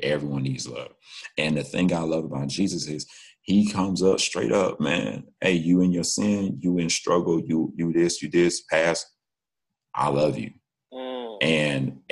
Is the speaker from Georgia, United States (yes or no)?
yes; Macon, Georgia, United States; we're both from Macon